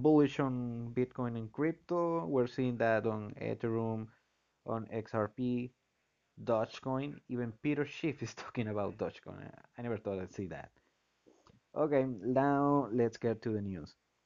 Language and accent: English; Venezuela; moved away; I'm from Venezuela.